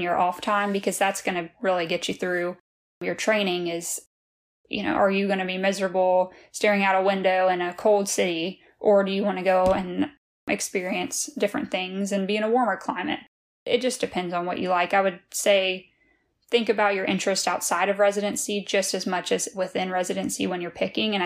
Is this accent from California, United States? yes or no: no; Louisiana, United States; now in Lexington, United States; I'm from Louisiana originally